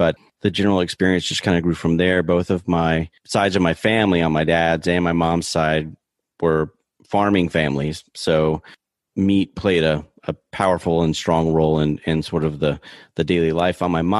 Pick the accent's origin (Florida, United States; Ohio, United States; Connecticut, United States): Florida, United States; Auburndale; born or raised there; also born or lived in Virginia / North Carolina